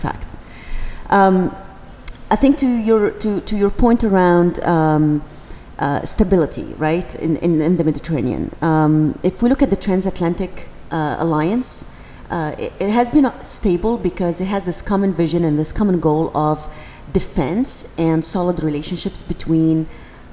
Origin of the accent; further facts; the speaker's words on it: Tunisia; I come from Tunisia